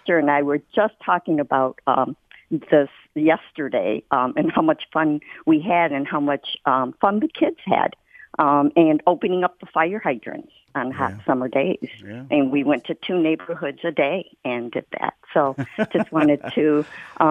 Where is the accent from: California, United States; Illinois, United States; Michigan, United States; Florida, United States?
Michigan, United States; Detroit; I grew up in Southwest Detroit, still live here